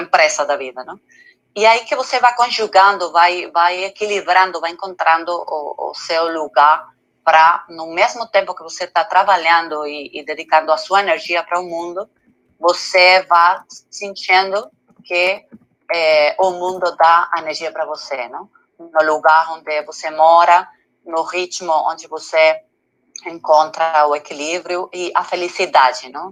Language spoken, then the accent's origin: Portuguese; Madrid, Community of Madrid, Spain; Portuguese is a second language; moved away as an adult; now in Canary Islands, Spain; eu sou da Madrid, mas eu tenho que falar a verdade que eu estou é, morando os últimos seis meses nas Islas Canárias